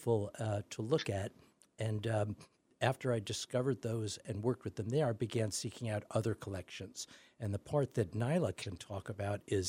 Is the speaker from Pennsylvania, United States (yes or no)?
no; New York, United States; moved away; I grew up in New York, used to love going to the Natural History Museum